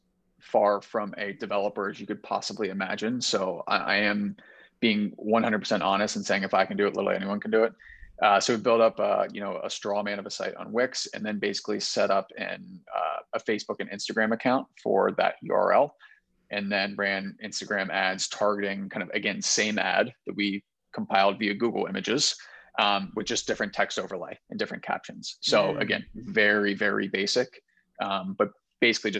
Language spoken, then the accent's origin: English; Cincinnati, Ohio, United States; I'm from Cincinnati